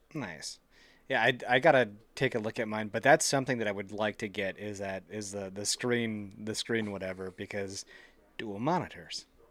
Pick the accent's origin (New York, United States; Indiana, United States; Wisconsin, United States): Wisconsin, United States; Central; born and raised Central Wisconsin